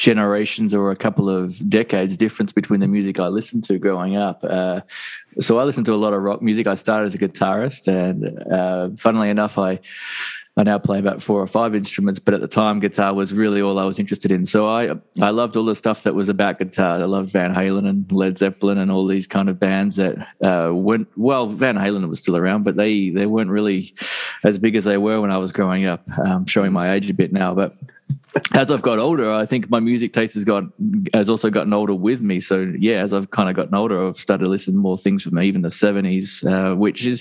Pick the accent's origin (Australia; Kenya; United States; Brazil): Australia; Mornington Peninsula, Victoria; moved away as an adult; I grew up in the Mornington Peninsula in the south of Australia